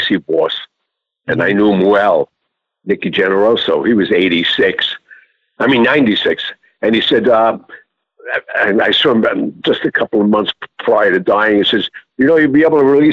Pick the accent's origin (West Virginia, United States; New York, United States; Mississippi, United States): New York, United States; New York City; I was born on Mulberry Street